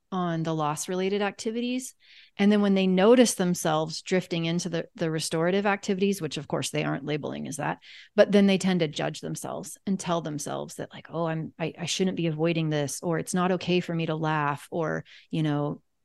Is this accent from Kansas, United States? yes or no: yes; Kansas, United States; I'm from Kansas